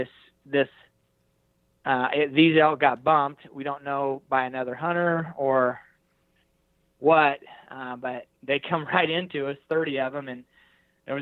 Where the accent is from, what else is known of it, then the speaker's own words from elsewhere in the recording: Hays, Kansas, United States; I'm a flatlander from Hays, Kansas